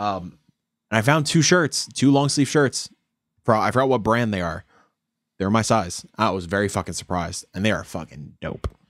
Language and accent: English; Yonkers, New York, United States; we're growing up in Yonkers